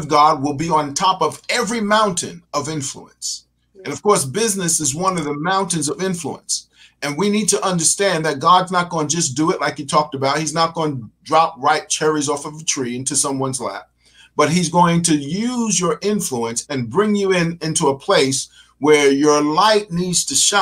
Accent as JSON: {"language": "English", "town": "New York City", "region": "New York", "country": "United States", "said": "I'm from Brooklyn"}